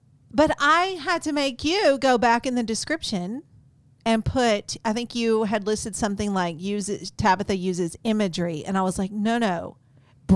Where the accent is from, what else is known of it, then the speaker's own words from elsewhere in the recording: East Texas, United States; I grew up in East Texas